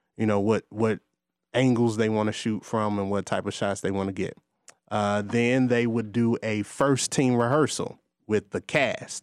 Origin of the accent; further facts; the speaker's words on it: Gary, Indiana, United States; moved away as an adult; now in Atlanta, United States; I grew up going to a performance arts school in Gary